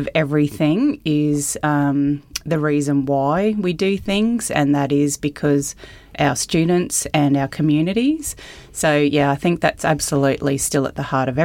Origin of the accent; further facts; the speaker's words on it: Mackay, Queensland, Australia; moved away; I grew up in Mackay on a cane farm